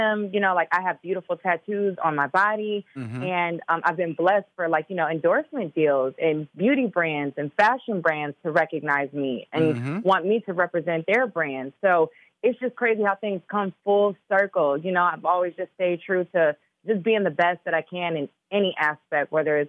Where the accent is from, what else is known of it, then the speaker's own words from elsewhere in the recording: Chicago, Illinois, United States; also born or lived in Minnesota; and I was born in Minnesota. So I know all about that cold. You know, I'm from Chicago too.